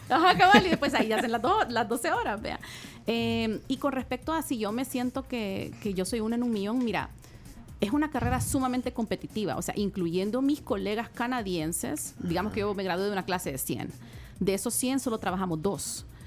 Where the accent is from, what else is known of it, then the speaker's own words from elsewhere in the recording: El Salvador; yo soy del Salvador